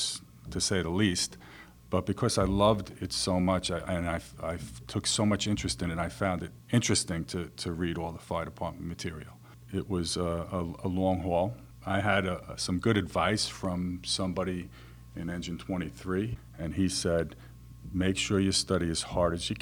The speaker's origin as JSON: {"language": "English", "town": "New York City", "region": "New York", "country": "United States", "tie": "born or raised there", "said": "I grew up in Flushing, Queens"}